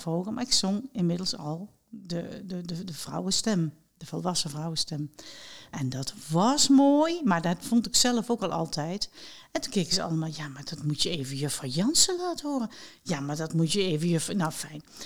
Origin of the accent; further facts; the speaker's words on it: Mook, Limburg, Netherlands; toen ik een, een kind was en ik zat op de lagere school, en op de lagere meidenschool in eh, mijn geboorteplaats Mook